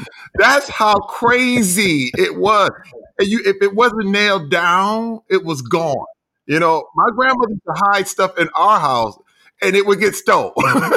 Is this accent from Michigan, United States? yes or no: yes; Flint, Michigan, United States; I'm from Flint, Michigan. The Flint, Michigan. The infamous Flint, Michigan.